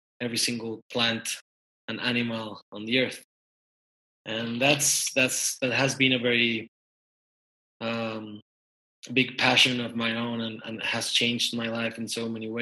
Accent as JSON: {"language": "English", "region": "Mexico City", "country": "Mexico", "tie": "born or raised there", "said": "I'm from Mexico City, born and raised"}